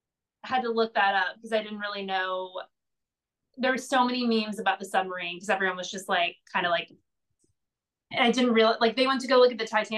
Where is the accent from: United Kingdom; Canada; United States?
United States; Indiana; also born or lived in Portland; now in Los Angeles, United States; I'm from Indiana